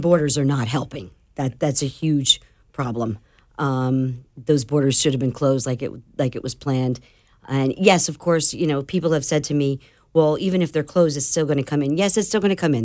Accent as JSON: {"language": "English", "region": "New Jersey", "country": "United States", "moved": "yes", "lives_now": "Florida, United States", "said": "I'm from New Jersey, so I'm as blunt as they come."}